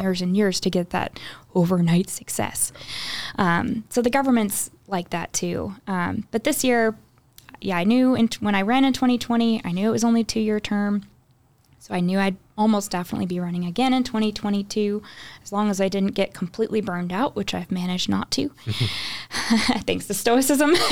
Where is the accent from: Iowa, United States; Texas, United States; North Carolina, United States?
Texas, United States; Houston; moved away as an adult; now in Red Bank, United States; we grew up in the Houston area